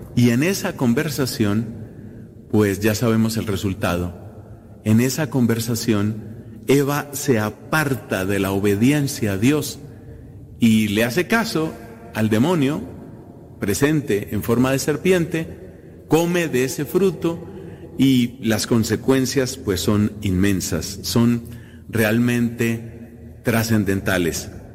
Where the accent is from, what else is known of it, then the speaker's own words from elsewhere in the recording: Colombia; Coincide este año, esta celebración, repito, en mi país